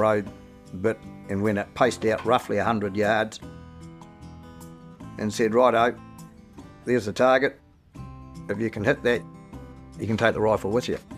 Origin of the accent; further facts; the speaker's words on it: Dunedin, Otago, New Zealand; I was born in Dunedin in 1940. I went to school in Dunedin